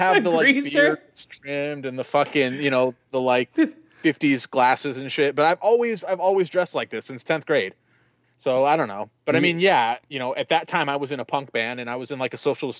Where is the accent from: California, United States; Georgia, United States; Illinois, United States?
California, United States; Fontana; Yeah, because Travis Barker is a Fontana native, and that's where I grew up in Fontana.